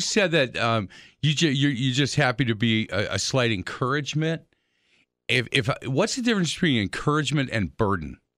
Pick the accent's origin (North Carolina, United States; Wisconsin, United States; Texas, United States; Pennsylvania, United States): Wisconsin, United States; Milwaukee; I'm from Milwaukee